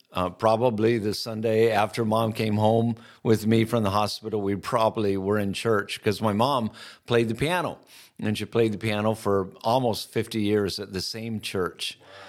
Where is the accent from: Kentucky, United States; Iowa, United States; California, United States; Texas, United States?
Iowa, United States; I grew up in Iowa, grew up on a farm.